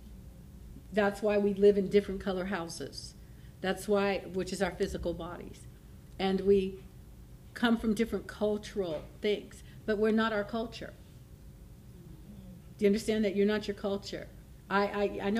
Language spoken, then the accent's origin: English; California, United States; I was raised here in Northern California, but I lived down there, so I said, see, I am from the South.